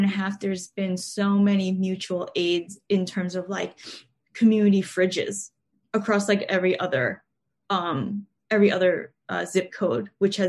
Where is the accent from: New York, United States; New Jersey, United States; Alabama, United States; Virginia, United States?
New York, United States; New York City; I've been fortunate enough to be born and raised in New York City.